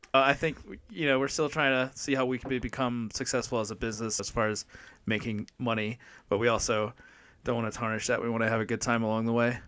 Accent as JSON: {"language": "English", "region": "Maryland", "country": "United States", "tie": "born or raised there", "also_born_or_lived": "San Diego", "moved": "as an adult", "lives_now": "Flagstaff, United States", "said": "I'm originally from Maryland, born and raised, and then I moved to San Diego in twenty twelve"}